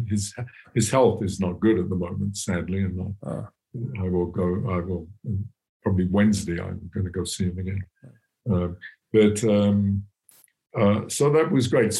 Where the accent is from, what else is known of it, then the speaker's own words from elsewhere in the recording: England, United Kingdom; moved away as an adult; now in United States; I grew up in England in a very classic, very, very disciplined, rigid education